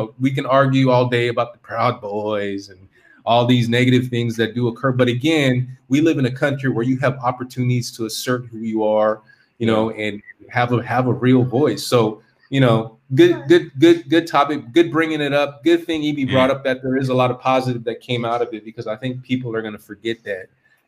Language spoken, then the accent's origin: English; California, United States; I'm from California, so it's tough, man.